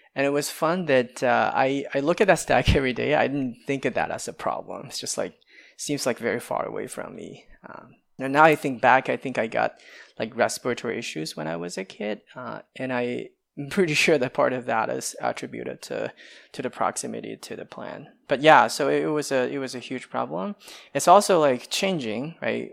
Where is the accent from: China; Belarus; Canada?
China; now in United States; I come from China